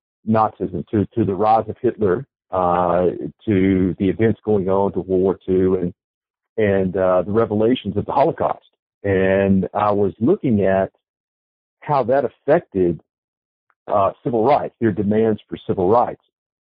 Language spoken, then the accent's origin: English; Birmingham, Alabama, United States; I'm an Alabamian. I grew up in Birmingham